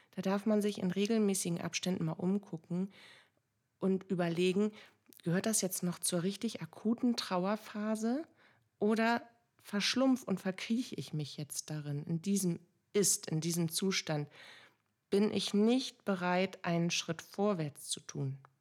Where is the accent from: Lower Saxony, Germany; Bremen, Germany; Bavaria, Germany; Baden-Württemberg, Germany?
Bremen, Germany; bei uns in Bremen